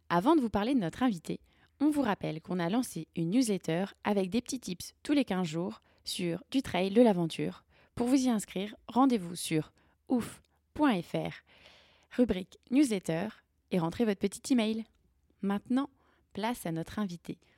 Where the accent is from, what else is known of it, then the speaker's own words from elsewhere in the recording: Lille, Hauts-de-France, France; moved away as an adult; now in Lyon, France; J'ai vécu à Lille.